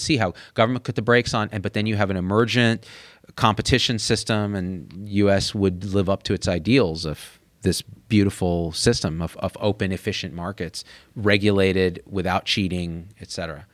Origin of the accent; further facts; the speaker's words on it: New Jersey, United States; my home state of New Jersey